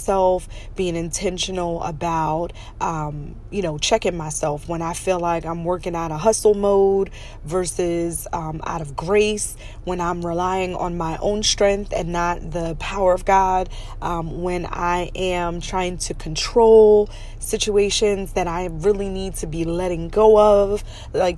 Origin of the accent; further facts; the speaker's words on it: Pennsylvania, United States; also born or lived in New York; When I was a child, we moved from New York to Pennsylvania, but I was like 9 years old